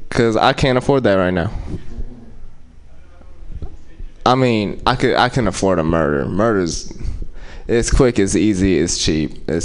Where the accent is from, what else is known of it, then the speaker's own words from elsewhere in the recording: Oakland, California, United States; I'm from West Oakland.